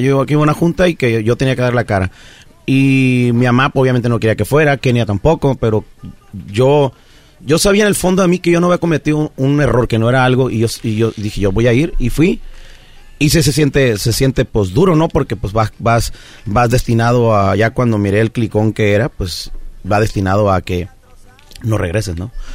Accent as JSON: {"language": "Spanish", "area": "Pueblos Unidos, Estación Obispo", "region": "Sinaloa", "country": "Mexico", "tie": "born or raised there", "moved": "yes", "lives_now": "United States", "said": "yo obviamente crecí en Pueblos Unidos, Estación Obispo"}